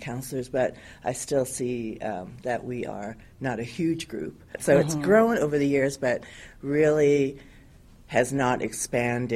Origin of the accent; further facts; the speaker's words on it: Vancouver, British Columbia, Canada; moved away as an adult; also born or lived in New York, United States; now in Hawaii, United States; I grew up in Vancouver, Canada